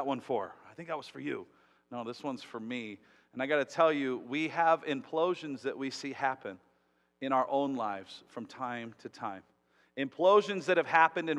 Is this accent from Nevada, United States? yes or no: yes; Las Vegas, Nevada, United States; I'm one of those crazy ones that was born and raised in Las Vegas.